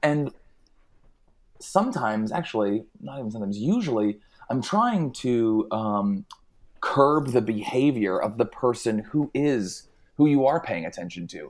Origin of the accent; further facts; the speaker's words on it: New Jersey, United States; now in Los Angeles, United States; I grew up in New Jersey. I live in Los Angeles now